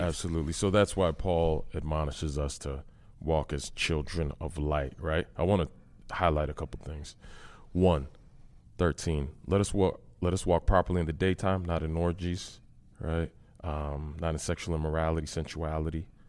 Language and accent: English; Massachusetts, United States; I grew up in Massachusetts